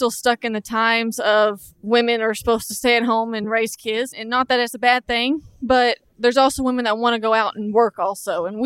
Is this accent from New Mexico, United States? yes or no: no; Wichita Falls, Texas, United States; I came from North Texas around the Wichita Falls area.